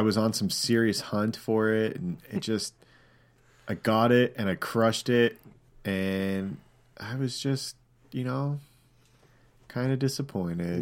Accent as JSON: {"language": "English", "country": "Canada", "also_born_or_lived": "United States", "accent": "Canadian", "moved": "yes", "said": "my Canadian accent"}